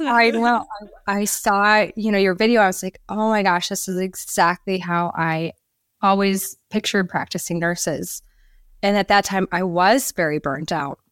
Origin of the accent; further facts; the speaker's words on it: Minnesota, United States; moved away as an adult; now in Florida, United States; I'm from Minnesota originally, came to Florida.